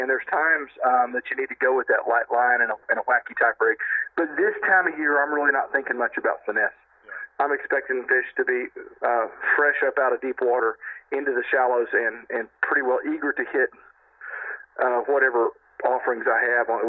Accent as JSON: {"language": "English", "region": "Texas", "country": "United States", "said": "my home state crowds And I hope to keep the hardware in Texas and and make make all us Texans proud."}